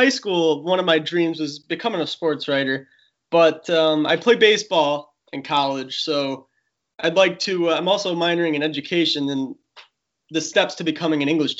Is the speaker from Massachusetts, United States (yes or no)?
no; Saratoga Springs, New York, United States; I'm from Saratoga Springs, New York, which is out near Albany.